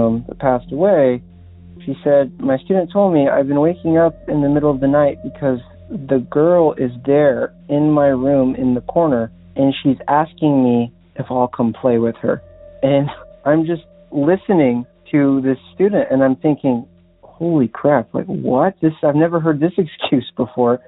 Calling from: Los Angeles, California, United States; I'm calling from Los Angeles

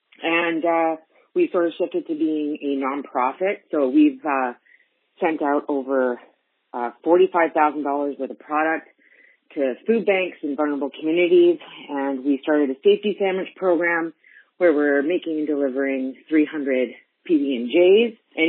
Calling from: Victoria, British Columbia, Canada; I'm calling from Victoria, BC, Canada.

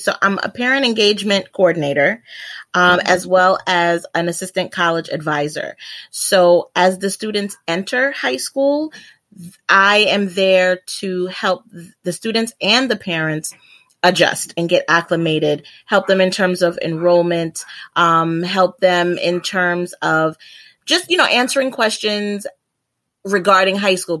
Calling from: New York City, New York, United States; So I'm about 4 minutes away from that. But yep, I'm coming from New York City.

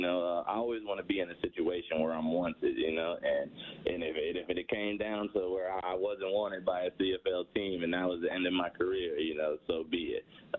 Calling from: Boca Raton, Florida, United States; Boca Raton, Florida. Sunny Boca Raton, Florida.

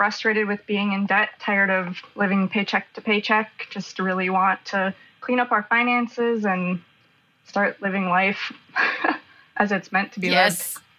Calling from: Minnesota, United States; Minnesota, just outside Minneapolis.

